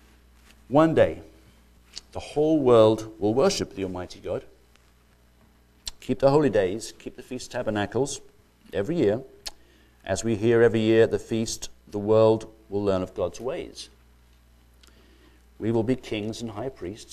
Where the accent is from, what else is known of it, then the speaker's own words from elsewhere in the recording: United Kingdom; I grew up in Britain, and My parents are from the Republic of Ireland